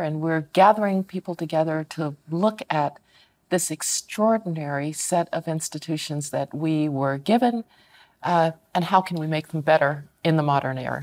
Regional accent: Denver, Colorado, United States; I remember as a kid growing up in Denver

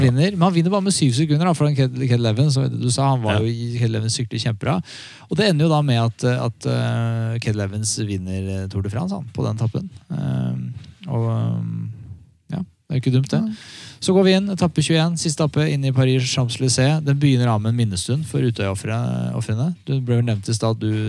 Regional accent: Norway

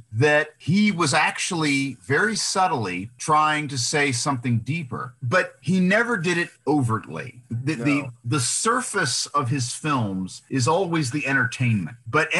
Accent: United States; these are films made by an American director. And we were born here. We were raised in this culture. And so we kind of see it through the lens of everything that comes with being an American

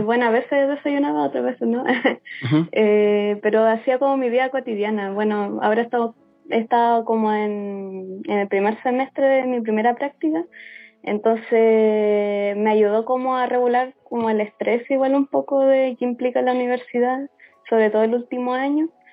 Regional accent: Concepción, Biobío, Chile; soy de Concepción

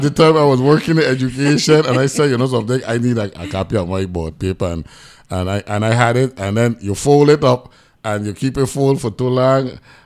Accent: New York City, New York, United States; moved away; Back in 1993, I was born in New York City.

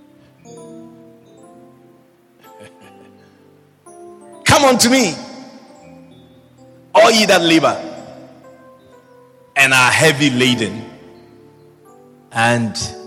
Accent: Ghana; first language Twi; English is a second language; moved away; I said I was from Ghana

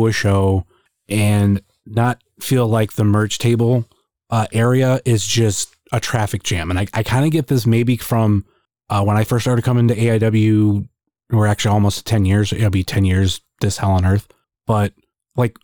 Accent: small town in Northeast Ohio, United States; we're all Northeast Ohio. I don't care. Like I grew up in a small town. And I wasn't necessarily Akron, and I definitely wasn't Cleveland

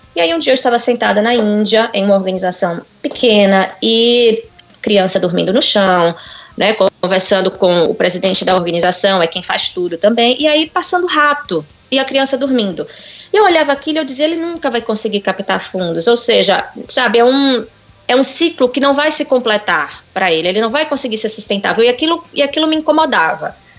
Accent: Salvador, Bahia, Brazil; moved away as an adult; also born or lived in New York / France; havia me formado em administração com comércio exterior em Salvador, onde eu cresci.

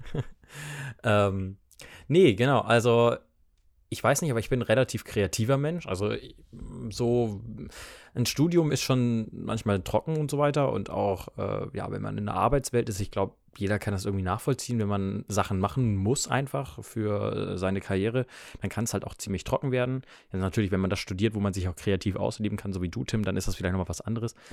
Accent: Schleswig-Holstein, Germany; born there; ich bin äh, 24 Jahre alt. Ähm, komme gebürtig aus der Nähe von Hamburg, äh, genauer gesagt aus Bagte für die Leute, die das was sagt. Und ja, das ist eigentlich in Schleswig-Holstein.

